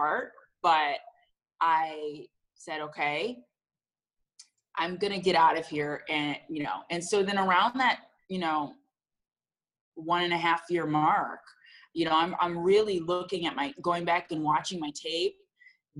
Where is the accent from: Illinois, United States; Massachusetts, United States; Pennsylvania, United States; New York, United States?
Illinois, United States; Chicago; also born or lived in Champaign; we're from the Chicago area. So, you know, we're not small town girls.